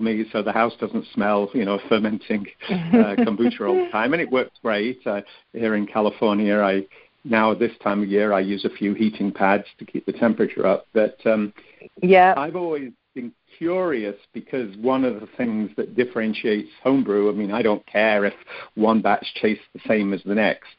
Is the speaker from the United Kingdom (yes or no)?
yes; Cheshire, North West England, United Kingdom; moved away; I grew up in England, up in the north, in Cheshire